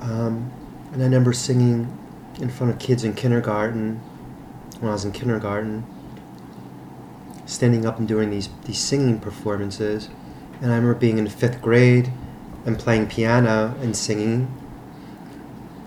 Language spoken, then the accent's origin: English; Philadelphia, Pennsylvania, United States; I was born in West Oak Lane.